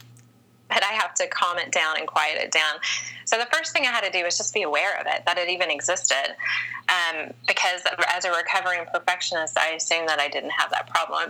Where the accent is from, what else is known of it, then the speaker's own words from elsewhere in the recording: the South, United States; an older woman growing up in the South and being over 35 and unmarried